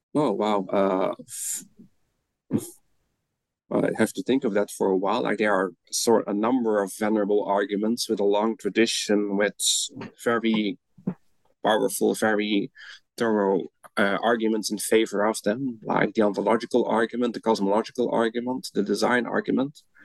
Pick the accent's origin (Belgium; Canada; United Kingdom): Belgium; moved away as an adult; now in Netherlands; I'm originally from Belgium, where I studied first, and then I moved to the Netherlands to get my PhD